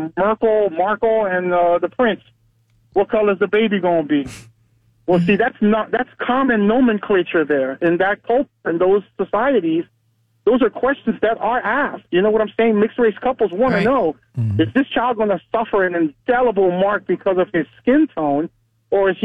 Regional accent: Puerto Rico; As a Puerto Rican man

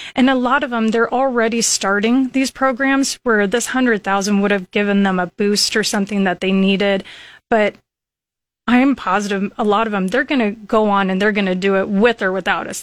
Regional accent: Lincoln, Nebraska, United States; also born or lived in Dorchester, Nebraska; I grew up in Lincoln, and Went all through school here

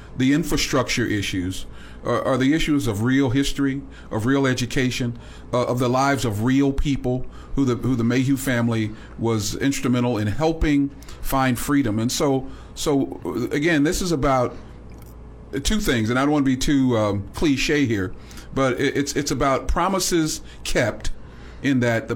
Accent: Missouri, United States; as an African American person, particularly knowing the value, I'm from Missouri.

